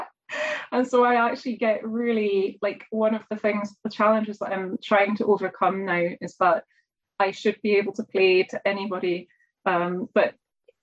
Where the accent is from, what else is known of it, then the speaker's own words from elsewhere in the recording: Edinburgh, Scotland, United Kingdom; I grew up in Edinburgh